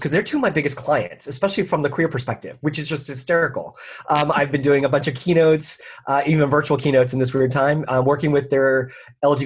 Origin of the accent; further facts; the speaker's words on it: Philadelphia, Pennsylvania, United States; moved away as an adult; now in Orlando, United States; I'm originally from the Philadelphia area, but I've been down here for 20-some years.